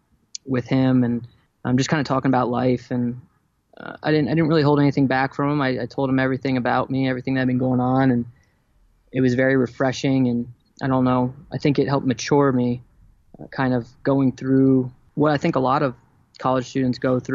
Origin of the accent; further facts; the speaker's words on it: New Jersey, United States; My family moved to New Jersey when I was, after first grade.